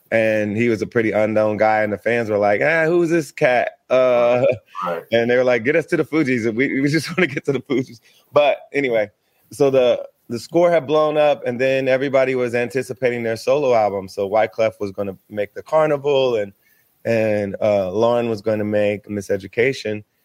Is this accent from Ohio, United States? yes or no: yes; Ohio, United States; moved away as an adult; also born or lived in Philadelphia; I grew up in Ohio